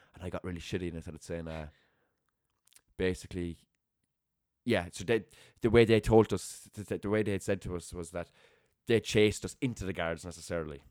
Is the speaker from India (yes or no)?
no; Limerick, Munster, Ireland; moved away; growing up in Raheen